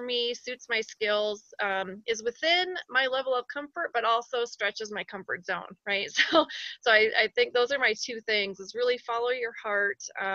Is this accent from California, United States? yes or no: no; Iowa, United States; moved away as an adult; now in Colorado Springs, United States; I'm from Iowa and we lost the sun for long portions, especially in the winter